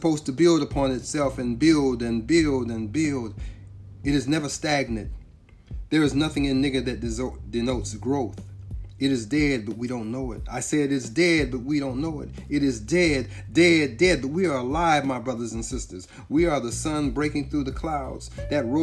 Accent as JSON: {"language": "English", "region": "California", "country": "United States", "tie": "born or raised there", "said": "I'm from California, I really didn't know California. I know it a lot better now that I live here. But when I was growing up here, I knew certain spots. And I knew Long Beach, Carson, Hawthorne, Compton, Watts, Linwood."}